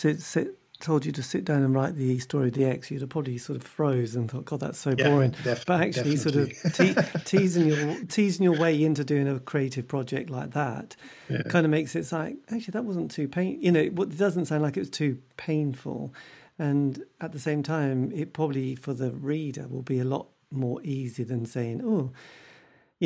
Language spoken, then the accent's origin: English; United Kingdom; I'm British